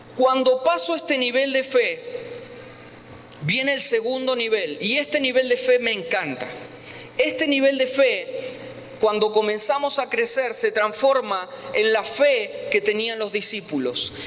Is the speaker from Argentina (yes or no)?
yes; Argentina; moved away